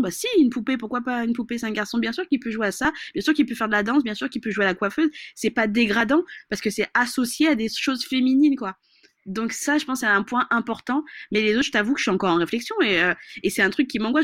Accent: Madagascar; je suis malgache

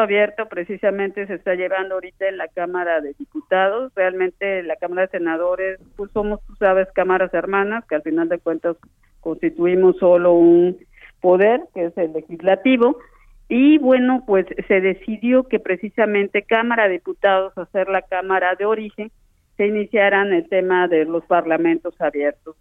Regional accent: Mexico; como pueblo mexicano

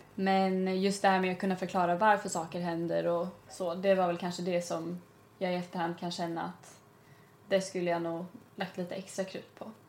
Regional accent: Stockholm, Stockholm County, Sweden; jag är från Stockholm

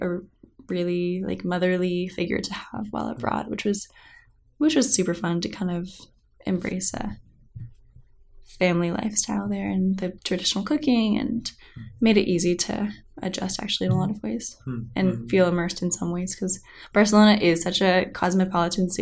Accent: Carmel, California, United States; I'm from Carmel, it's a pretty small place

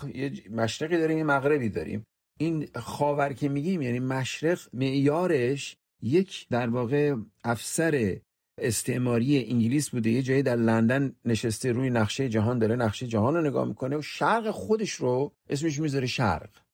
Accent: southern Iran, Iran; first language Persian; moved away as an adult; now in United States; من ایرونی هستم من مثلا از جنوب ایران اومدم

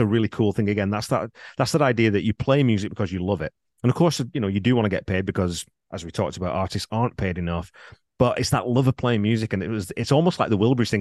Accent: England, United Kingdom; I'm from England

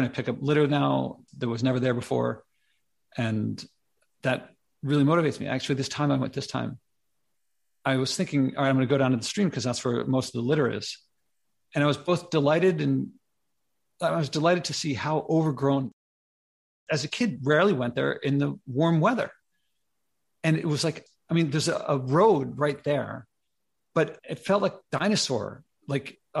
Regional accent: Philadelphia, Pennsylvania, United States; now in New York, United States; I grew up in Philly

